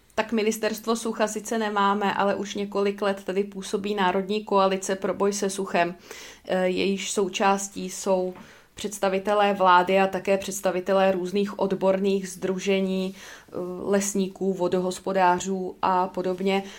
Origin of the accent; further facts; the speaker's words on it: Czechia; my jako Češi